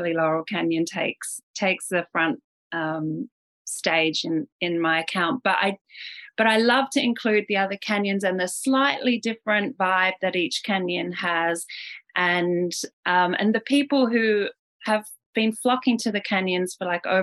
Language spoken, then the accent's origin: English; Australia; now in Los Angeles, United States; I grew up in Australia